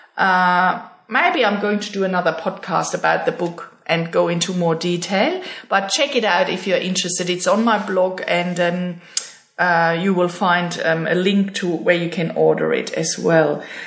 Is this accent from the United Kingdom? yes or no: no; Germany; moved away as an adult; now in Australia; my German passport